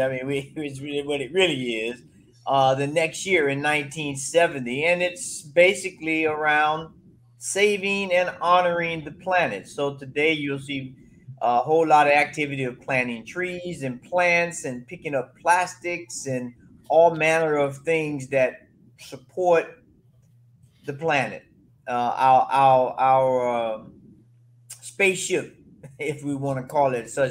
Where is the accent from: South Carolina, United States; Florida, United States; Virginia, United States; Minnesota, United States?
Florida, United States; now in Colorado, United States; I'm originally from Florida